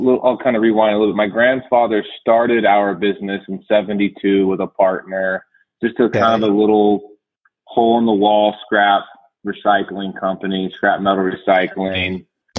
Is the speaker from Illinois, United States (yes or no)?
no; Caldwell, Idaho, United States; also born or lived in Oregon; I grew up in Idaho around the Boise area in a town called Caldwell